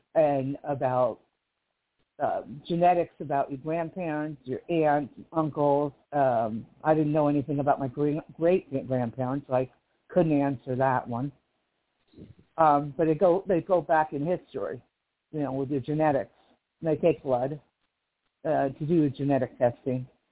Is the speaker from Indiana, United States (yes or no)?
no; Livingston, New Jersey, United States; now in Kern County, California, United States; I'm from Livingston, New Jersey, originally, which is on the East Coast